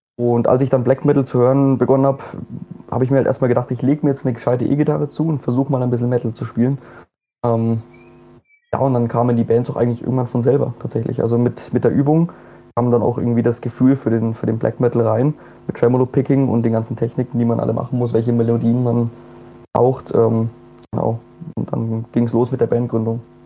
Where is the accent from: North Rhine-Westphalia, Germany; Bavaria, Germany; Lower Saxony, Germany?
Bavaria, Germany; Bamberg; moved away as an adult; now in Vienna, Austria; ich bin auch eigentlich gebürtiger Bamberger